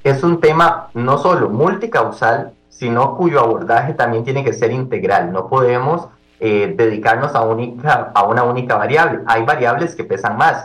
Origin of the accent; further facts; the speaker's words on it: Costa Rica; diputados como costarricenses, que somos todos